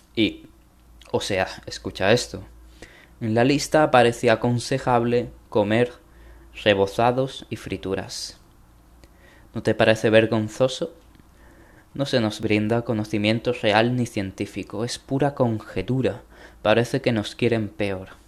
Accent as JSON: {"language": "Spanish", "country": "Spain", "said": "en mi país, España"}